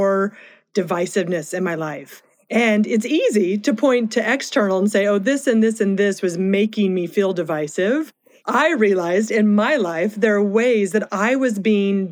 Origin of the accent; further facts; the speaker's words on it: the East, East Coast, United States; our family had shifted to the East. And so it was interesting growing up, because we were growing up in a place where being a member of the Church of Jesus Christ of Latter-day Saints was not common